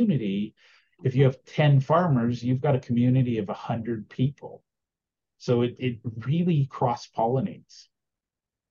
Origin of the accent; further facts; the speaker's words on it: Alberta, Canada; I'm from Alberta.